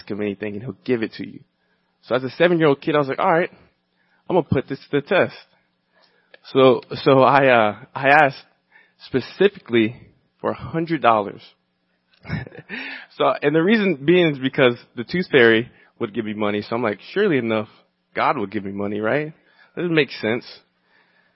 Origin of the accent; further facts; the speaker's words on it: Virginia, United States; now in Los Angeles, United States; I grew up in Virginia, the South, where Christianity is part of the culture